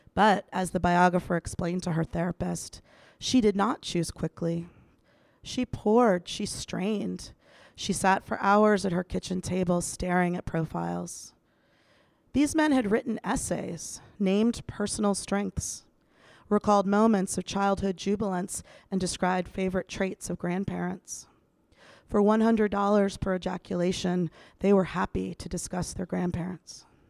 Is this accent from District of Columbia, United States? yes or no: yes; Washington, District of Columbia, United States; moved away; I'm back in my hometown of Washington, D C